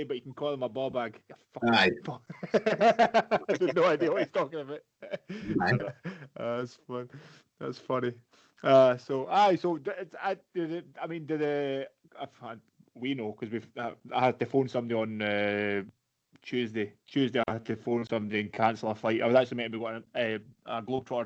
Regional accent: Kinross, Scotland, United Kingdom; I'm from Ken Ross originally, Carndon now

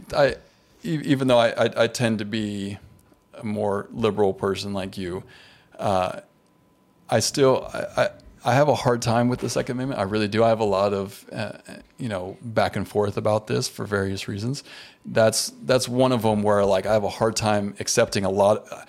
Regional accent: United States; as an American

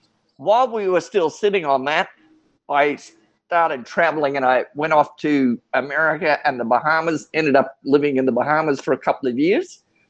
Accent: Australia; also born or lived in Sydney / New Guinea / Darwin; So I'm an Australian. I grew up on the move. My dad was the chief petty officer in the Australian Navy. I was born in Sydney, but we went up to New Guinea for 3 years while I was a young child, then back to Darwin, North Australia

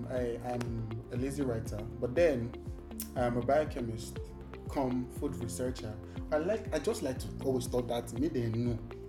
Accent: Singapore; Yes, I'm from Singapore.

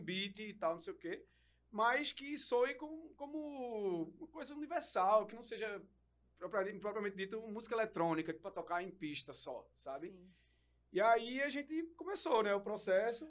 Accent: Recife, Pernambuco, Brazil; a gente é de Recife

